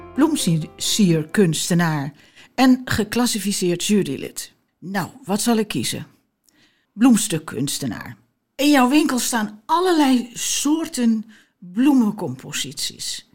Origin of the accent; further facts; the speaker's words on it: Amsterdam, North Holland, Netherlands; ik kom dan uit Amsterdam